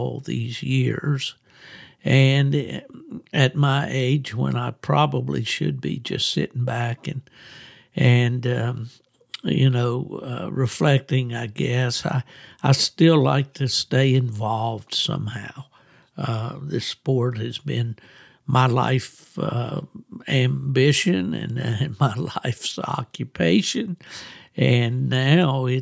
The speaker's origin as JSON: {"language": "English", "town": "Beckley", "region": "West Virginia", "country": "United States", "tie": "born or raised there", "also_born_or_lived": "Michigan", "moved": "as an adult", "lives_now": "Florida, United States", "said": "my hometown of Beckley, West Virginia"}